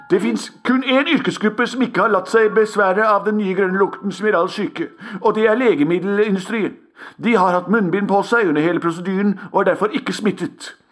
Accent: Bergen, Vestland, Norway; Jeg er fra Bergen. Det regner hele tida.

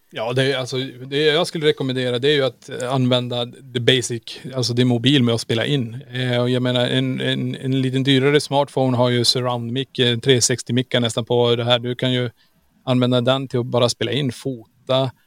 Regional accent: Kiruna, Norrbotten County, Sweden; vi är ju från Kiruna. Vi är uppvuxen

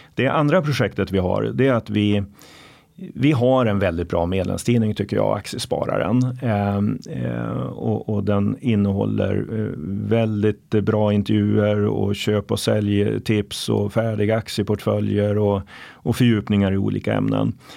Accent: Norrland, Sweden; moved away; Norrland, mina hemtrakter

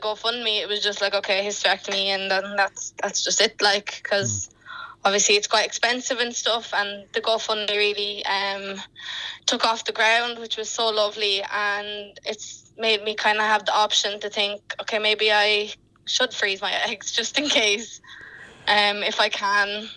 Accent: Enniscorthy, Leinster, Ireland; I'm from Enniscorthy

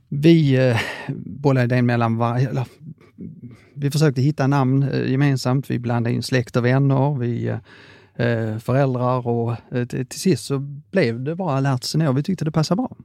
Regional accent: Skåne, Sweden; jag är skåning

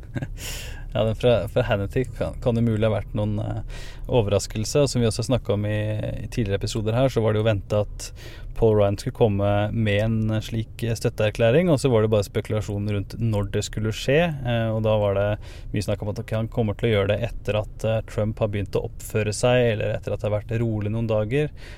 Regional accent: Norway; moved away; når jeg var hjemme i Norge noen, noen uker

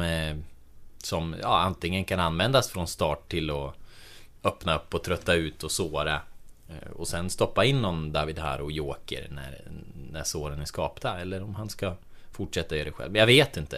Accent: Delsbo, Gävleborg County, Sweden; I eh, Delsbo, eller ja, i Hälsingland överlag, eh, där jag kommer ifrån

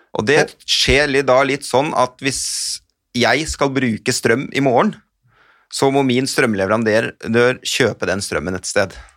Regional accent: Hamar, Innlandet, Norway; Jeg kommer fra Hamar-traktene

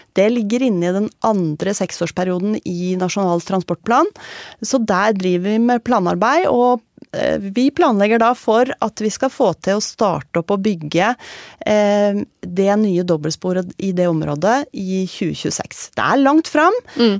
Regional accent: Tønsberg, Vestfold, Norway; jeg er fra Tønsberg

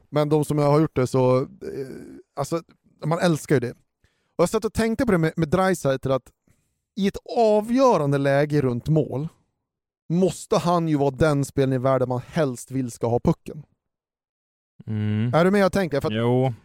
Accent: Sweden; oss som svenskar

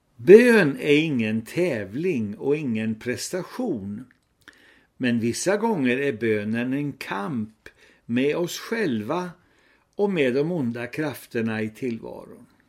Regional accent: Sweden; vi svenskar

